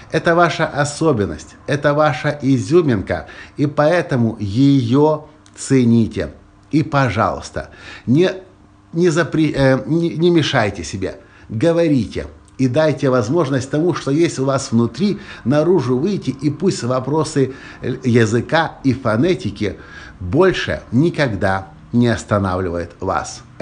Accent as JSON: {"language": "Russian", "country": "Ukraine", "also_born_or_lived": "Kyiv", "accent": "Russian-Ukrainian", "said": "говорил по-английски с моим акцентом э, русско-украинским."}